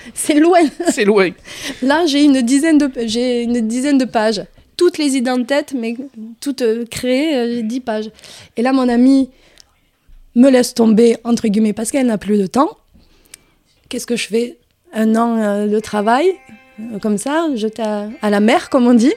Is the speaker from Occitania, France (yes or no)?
yes; Hérault, near Béziers, Occitania, France; accent: southern; moved away as an adult; also born or lived in Arcachon / Paris; now in Marseille, France; je suis revenue dans ma région d'origine, c'est euh, originaire de ma famille, qui est l'Hérault, euh, à côté de Béziers, un village à côté